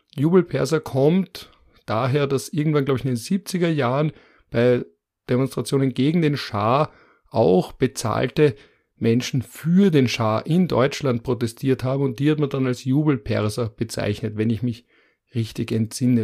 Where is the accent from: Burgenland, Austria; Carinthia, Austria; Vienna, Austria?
Vienna, Austria; als Wiener Bazi